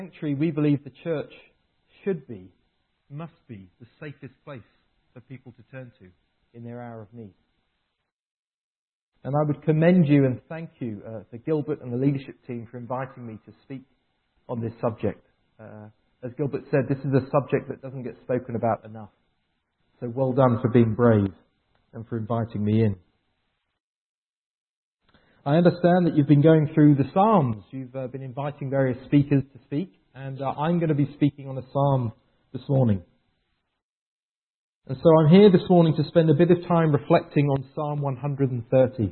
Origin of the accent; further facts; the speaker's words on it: England, United Kingdom; moved away as an adult; now in Vancouver, Canada; I moved to Vancouver 4 years ago from England. I'm English